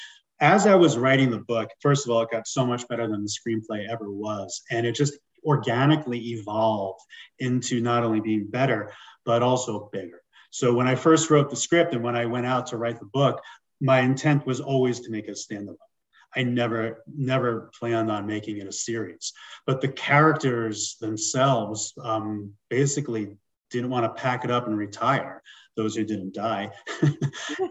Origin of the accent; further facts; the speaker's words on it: New York City, New York, United States; moved away as an adult; also born or lived in Long Island / Los Angeles; now in Denver, United States; So I'm originally from New York, right around your neck of the woods, born in Queens. I lived on Long Island and also in the city